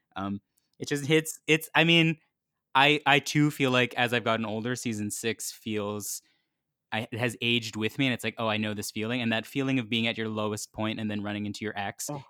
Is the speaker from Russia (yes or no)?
no; Canada; I'm Canadian